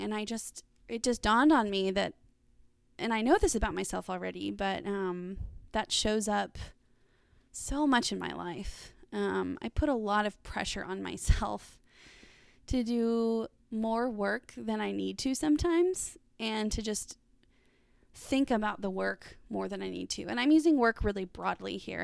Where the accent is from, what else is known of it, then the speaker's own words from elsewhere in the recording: Dallas, Texas, United States; moved away as an adult; now in Arkansas, United States; I grew up in Dallas and lived there pretty recently